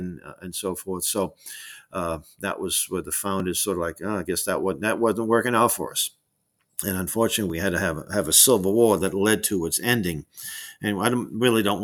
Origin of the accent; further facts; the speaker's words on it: Massachusetts, United States; I'm from Massachusetts.